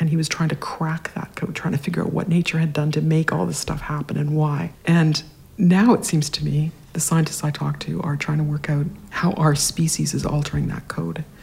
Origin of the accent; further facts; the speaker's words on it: Regina, Saskatchewan, Canada; Saskatchewan, yeah. And uh, my mom was a painter.